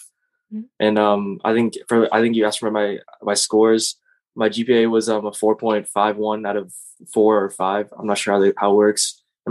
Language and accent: English; Massachusetts, United States; I'm from Massachusetts. Obviously, I'm a senior. Next year, I'm going to Tufts University. And just a little bit about myself. I'm Cambodian. My parents are both Cambodian. I speak the language.